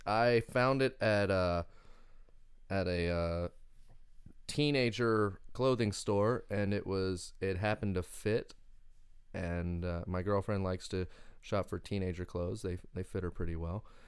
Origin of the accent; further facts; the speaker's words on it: Winchester, Kentucky, United States; I'm from Winchester, Kentucky